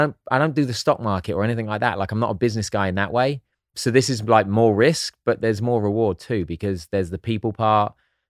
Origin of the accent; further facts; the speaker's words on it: England, United Kingdom; Just because I'm English, I can still figure some things out.